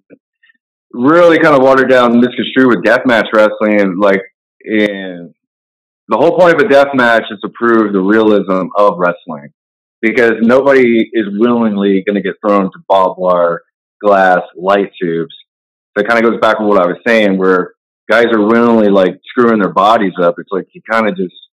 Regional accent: Texas, United States; also born or lived in New York; I'm a Texas guy

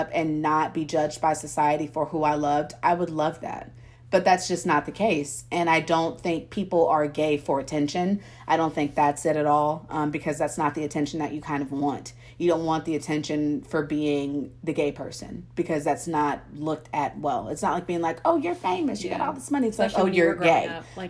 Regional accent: Missouri, United States; born there; So I was born in Missouri, and then I don't know if we like moved to Texas whenever I was like younger

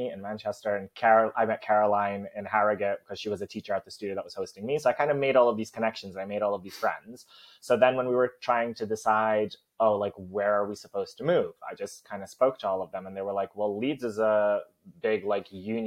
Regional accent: Poland; accent: American; moved away as an adult; also born or lived in New Jersey, United States; now in United Kingdom; I was born in Poland, but then when I was one, my family moved to the States. So I lived in New Jersey for 9 years. And then when I was 10, we moved back. And I was there for, 13 years? So I spent most of my life in Poland.

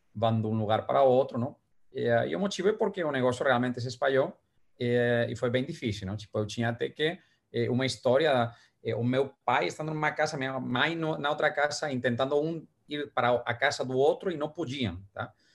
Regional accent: Valencia, Valencian Community, Spain; Portuguese is a second language; now in Brazil; uma viagem para minha terra

